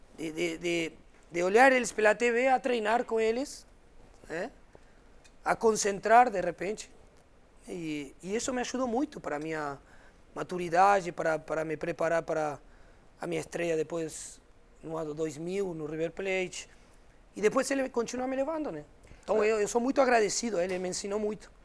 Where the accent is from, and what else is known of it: Argentina